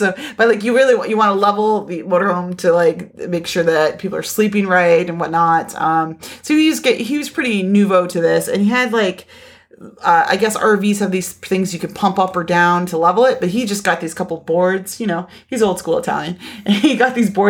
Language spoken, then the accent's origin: English; Niagara Falls, Ontario, Canada; I grew up in Niagara Falls